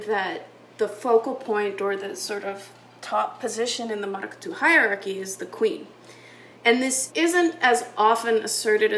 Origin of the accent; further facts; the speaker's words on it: Canada; I am a white Canadian researcher